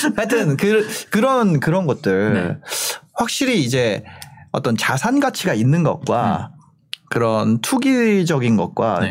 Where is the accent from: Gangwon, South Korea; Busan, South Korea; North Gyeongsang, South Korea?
Gangwon, South Korea; Gangneung; 저는 강릉이거든요.